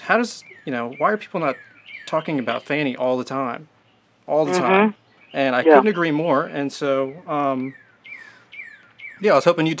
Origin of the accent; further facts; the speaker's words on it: South Carolina, United States; I'm from South Carolina, so I take for granted that American music can not just be music, right? Because I grew up with it.